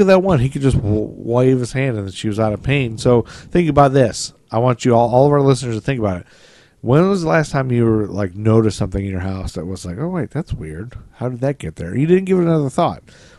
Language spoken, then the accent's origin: English; Toledo, Ohio, United States; Yeah, he's from Toledo, and I'm from Toledo.